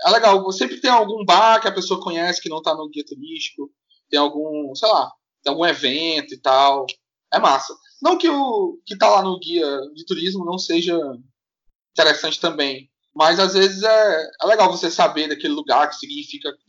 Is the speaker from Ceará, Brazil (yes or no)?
yes; Ceará, Brazil; Quando eu saí do Ceará pela primeira vez, foi em 2009. Eu já tinha 25 anos.